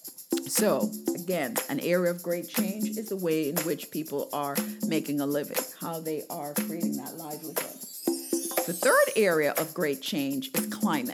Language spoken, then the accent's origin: English; Jamaica; I remember growing up in Jamaica